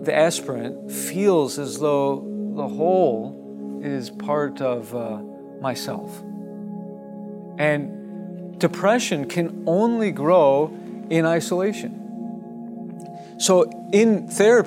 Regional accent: Oakland, California, United States; moved away; I was born in Oakland

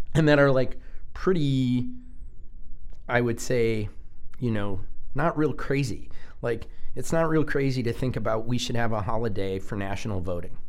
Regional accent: United States; our american culture

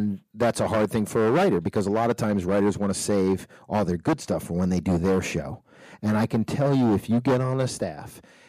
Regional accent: Nashua, New Hampshire, United States; me growing up in Nashua, New Hampshire

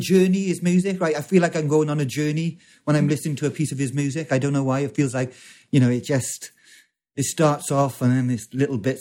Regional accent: Wales, United Kingdom; I'm from Wales

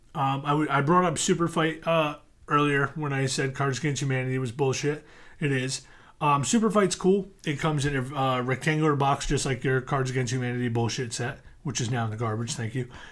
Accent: United States; I grew up outside New York City

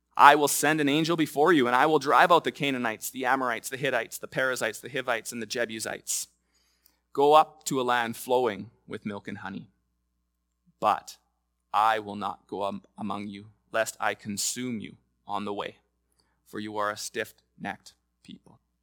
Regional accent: Lloydminster, Canada; I was going to the fair growing up in Lloydminster

